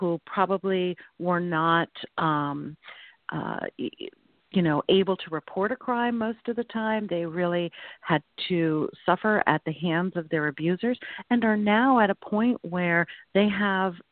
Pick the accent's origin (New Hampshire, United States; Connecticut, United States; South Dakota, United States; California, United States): Connecticut, United States; Hebron; I am now the executive director of an assisted living that is being built in my hometown. And I live in this town with my family